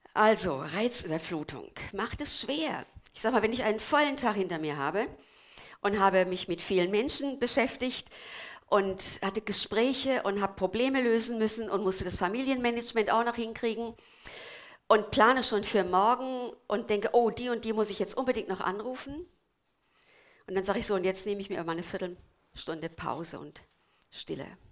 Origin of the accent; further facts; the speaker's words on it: Korbach / Twistetal area, Hesse, Germany; moved away; aus meiner Heimat